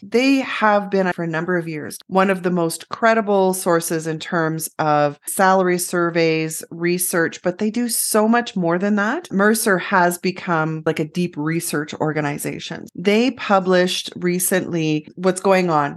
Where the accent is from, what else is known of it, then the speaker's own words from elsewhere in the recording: Canada; We're so Canadian.